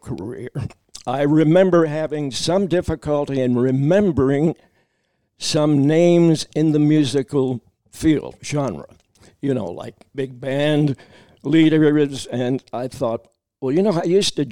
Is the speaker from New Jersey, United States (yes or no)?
no; Danville, Kentucky, United States; also born or lived in Harrodsburg, Kentucky / Louisville, Kentucky; I was born in Harrodsburg, Kentucky. That's in central Kentucky. We moved later to Danville, so I consider that my hometown.